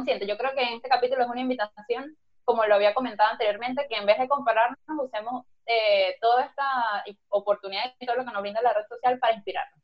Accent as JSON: {"language": "Spanish", "country": "Venezuela", "moved": "yes", "said": "ahora que somos inmigrantes, que salimos de Venezuela"}